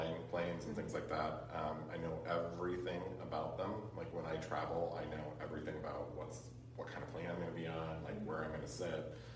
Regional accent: Cameron Park, California, United States; also born or lived in Sacramento, California / Carmichael, California; my parents bought a house up in, Cameron Park. And at the time it was like 1974 and there was nothing up there. And so, we moved up there. I went to, all the local schools in that area

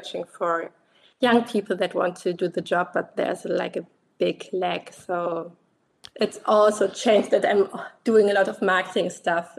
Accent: Germany; I'm from Germany.

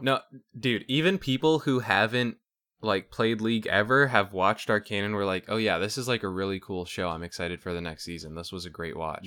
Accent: Canada

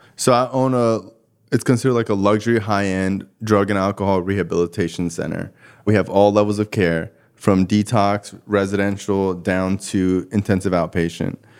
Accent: Cooper City, Florida, United States; also born or lived in Davie, Florida; I'm born and raised in Davie. You know, I grew up, like, in Cooper City, which is, like, right next to Davie, which is basically thirty minutes from Fort Lauderdale

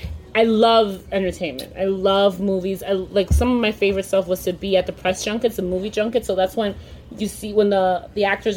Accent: New York City, New York, United States; I'm a New Yorker.

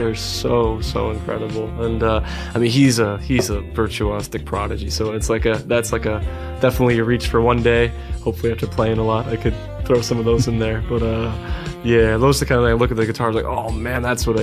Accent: Cape Cod, Massachusetts, United States; moved away as an adult; now in Yonkers, United States; growing up in Cape Cod, Massachusetts

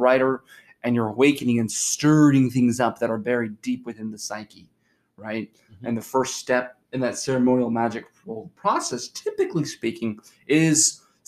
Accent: United States; as Americans, people growing up in the West

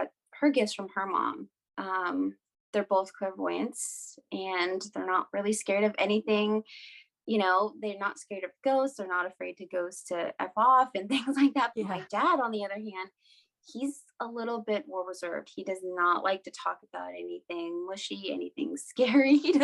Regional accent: Washington, United States; So I'm Native American. I am from two different tribes in Washington State, Lummi and Nooksack. They are basically like on the border of Canada, like right on the coast.

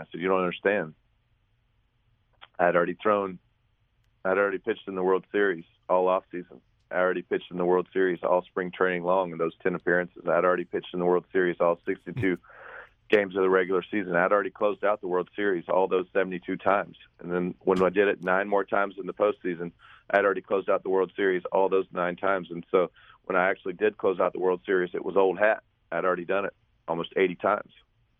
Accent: St. Simons Island, Georgia, United States; my hometown of St. Simon's Island, Georgia, right on the coast of Georgia.

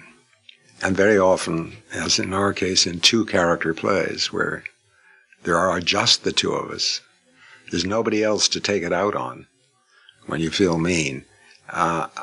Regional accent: Canada; I'm a Canadian.

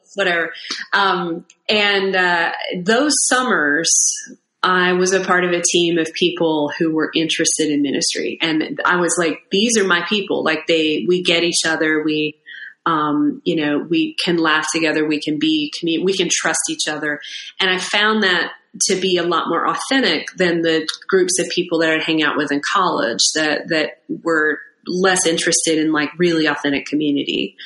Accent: Irmo, South Carolina, United States; now in Winston-Salem, United States; I grew up outside of Columbia, South Carolina, in Irmo

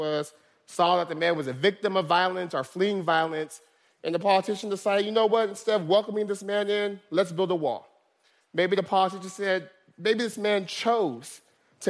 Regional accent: Stockton, California, United States; Stockton's my hometown

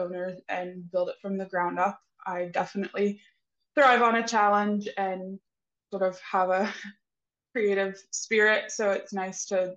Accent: East Tennessee, United States; So I am actually a native Tennessee girl, East Tennessee. So I am born and bred and raised and live here.

